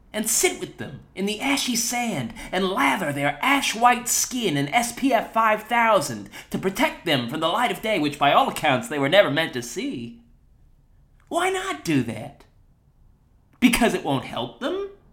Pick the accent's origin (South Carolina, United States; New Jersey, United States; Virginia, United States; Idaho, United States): New Jersey, United States; I am from New Jersey